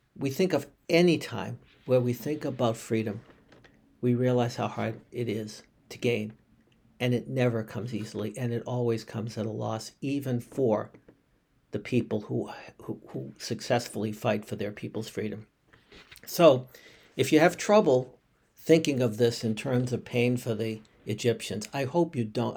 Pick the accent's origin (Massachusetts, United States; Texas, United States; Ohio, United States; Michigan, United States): Massachusetts, United States; Boston; a Bostonian by birth